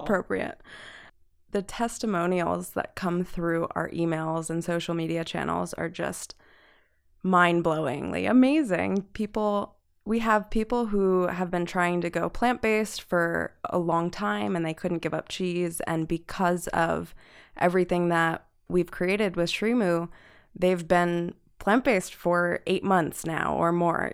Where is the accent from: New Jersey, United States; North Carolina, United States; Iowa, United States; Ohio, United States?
New Jersey, United States; moved away; I'm from New Jersey, and when I ship to my family in New Jersey